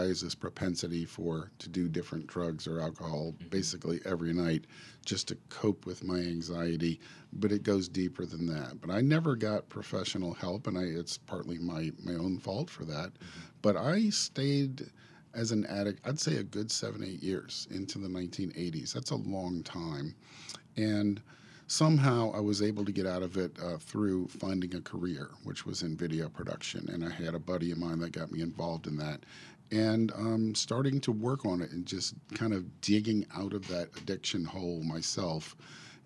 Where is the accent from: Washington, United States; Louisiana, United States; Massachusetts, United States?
Louisiana, United States; New Orleans; moved away; also born or lived in Chicago; Born and raised in New Orleans